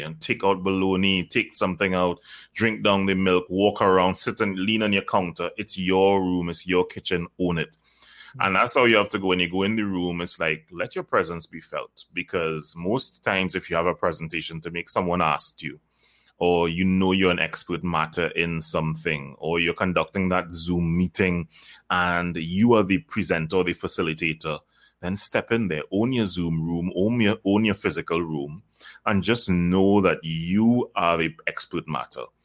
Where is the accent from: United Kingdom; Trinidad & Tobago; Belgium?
Trinidad & Tobago; I am from Trinidad and Tobago, by the way. I, I live there